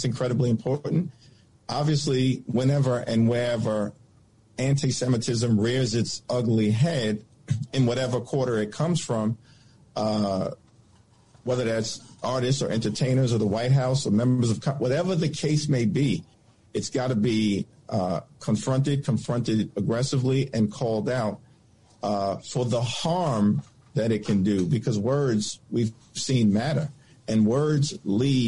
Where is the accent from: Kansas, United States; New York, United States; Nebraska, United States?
New York, United States; New York City; I'm from New York City